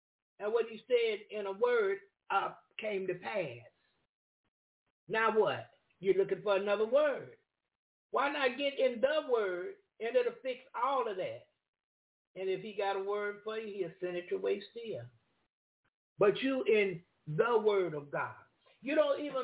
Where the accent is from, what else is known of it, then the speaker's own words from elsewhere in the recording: Jacksonville, Florida, United States; I'm from Jacksonville, Florida